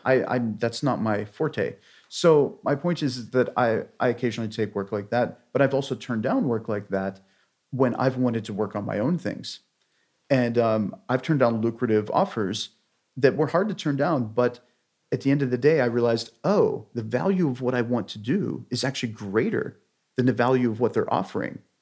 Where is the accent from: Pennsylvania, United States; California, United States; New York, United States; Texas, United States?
Pennsylvania, United States; outside of Pittsburgh; outside of Pittsburgh, Pennsylvania